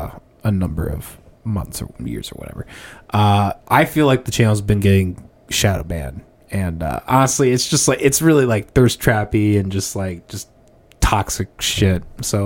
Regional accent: Northwest Iowa, United States; I was the only guy from Iowa.

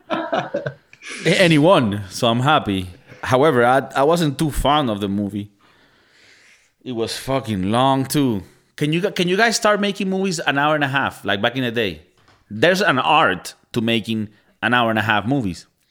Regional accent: Venezuela; moved away; I'm from Venezuela

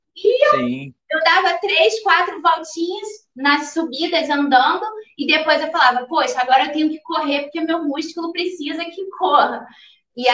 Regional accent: Paty do Alferes, Rio de Janeiro, Brazil; eu sou de Partido Alferes, interior do Rio de Janeiro

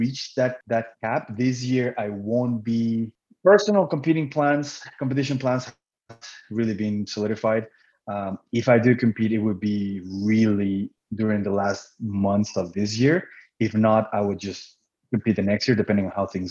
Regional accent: Cancun, Quintana Roo, Mexico; first language Spanish; English is a second language; now in Manitoba, Canada; I'm originally from Cancun, Mexico

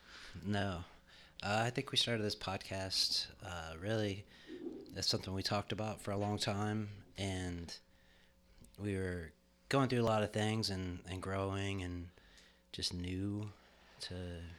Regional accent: Bahamas; I grew up in the Bahamas.

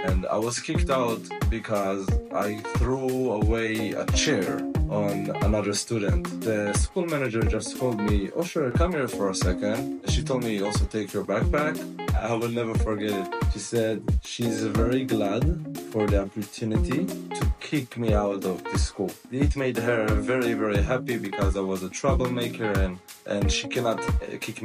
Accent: Israel; moved away as an adult; also born or lived in United States / Thailand; now in Philippines; I'm from Israel

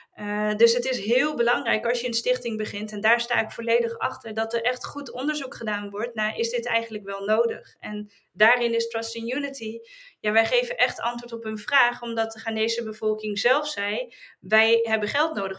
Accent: Netherlands; wij als Nederlanders

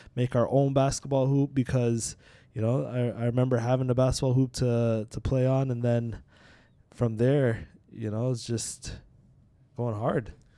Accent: Toronto, Ontario, Canada; also born or lived in Trinidad; when we immigrated from Trinidad, and my dad, uh, pretty much built a basketball hoop for me in the driveway when we used to live down in Scarborough growing up.

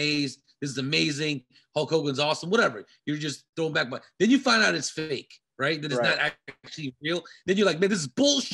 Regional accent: Washington, District of Columbia, United States; I grew up there, it was 90% African American

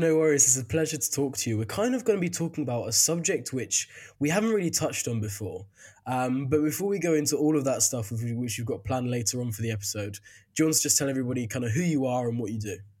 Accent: United Kingdom; as a Brit

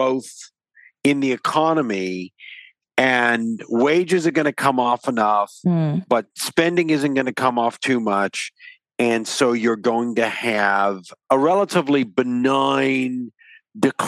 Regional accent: Vancouver, British Columbia, Canada; I'm actually from Vancouver

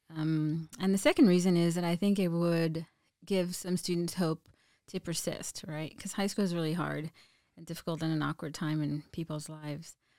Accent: Mission, Texas, United States; moved away as an adult; now in San Antonio, United States; I'm from South Texas, all around here. Um, started at a border town south of, four hours south of here

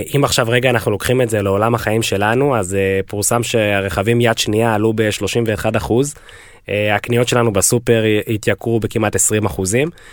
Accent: Israel; now in United States

